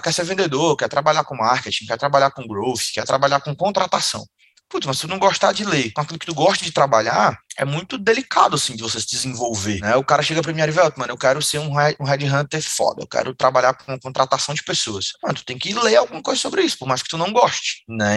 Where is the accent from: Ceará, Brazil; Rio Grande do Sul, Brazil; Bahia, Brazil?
Ceará, Brazil; Fortaleza; Eu sou de Fortaleza, Ceará, e aí eu venho de uma família muito humilde aqui de Fortaleza